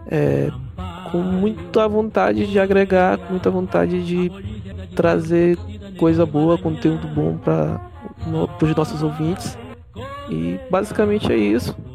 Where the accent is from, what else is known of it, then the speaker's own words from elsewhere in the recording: Maranhão, Brazil; maranhense. E como um bom maranhense, eu torço por Sampaio Correia